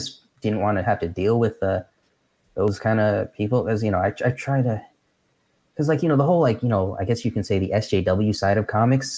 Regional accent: Nyack, New York, United States; moved away as an adult; now in California, United States; Nyack. That's where I grew up

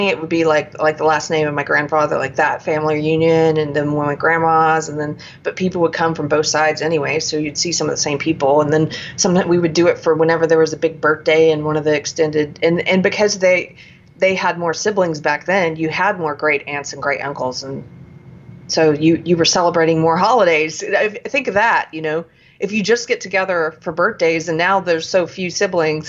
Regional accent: the South, United States; growing up in the South

